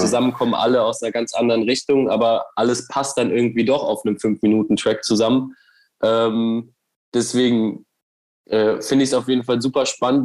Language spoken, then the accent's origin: German; Cologne, North Rhine-Westphalia, Germany; als Kölner